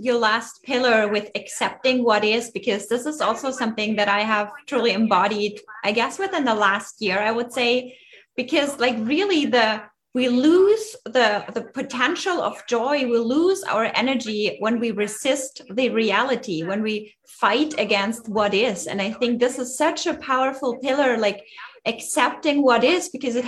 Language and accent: English; Germany; moved away; also born or lived in Austria; I'm originally from Germany and I was like in the mountains in Austria for pretty much all my life.